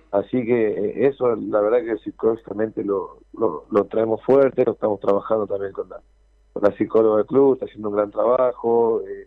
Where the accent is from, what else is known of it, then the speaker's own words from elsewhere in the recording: Argentina; moved away; Nosotros a veces los argentinos